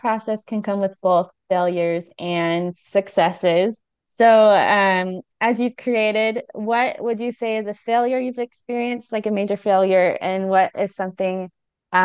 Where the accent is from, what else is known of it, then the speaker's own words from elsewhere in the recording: Southern California, United States; also born or lived in Florida; now in South Carolina, United States; I grew up in Southern California, and I live in S South Carolina now